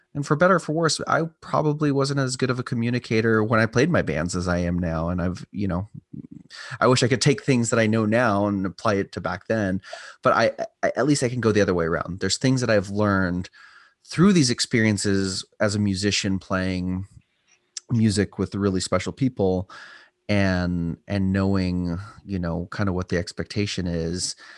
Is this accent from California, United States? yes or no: yes; Southern California, United States; also born or lived in Los Angeles, California / Templeton, California / San Luis Obispo, California; I was born in L A, lived in kind of various cities of Southern California, and, uh, ultimately, my mom and I moved up here